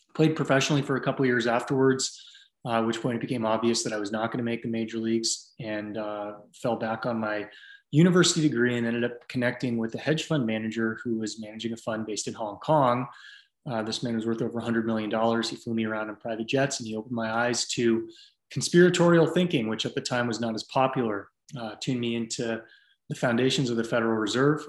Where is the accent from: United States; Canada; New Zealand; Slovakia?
United States; San Francisco Bay Area, California; moved away as an adult; also born or lived in Nashville, Tennessee; now in Austin, United States; I grew up in the San Francisco Bay Area before everything went crazy